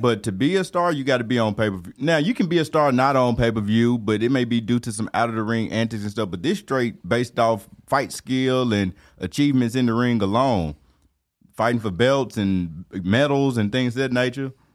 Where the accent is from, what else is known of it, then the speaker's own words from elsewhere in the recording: Alabama, United States; I was born, raised, brought up, my mama, my mama's mama, my mama's mama's mama, all in Alabama, man. So Alabama raised